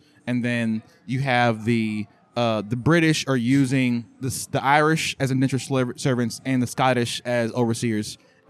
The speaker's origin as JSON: {"language": "English", "country": "Jamaica", "said": "No, I'm Jamaican, bro."}